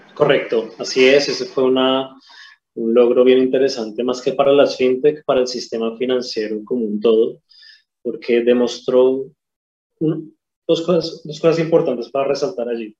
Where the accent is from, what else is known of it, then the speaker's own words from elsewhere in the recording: Colombia; moved away as an adult; now in Chile; soy colombiano, llegué a Chile hace 10 años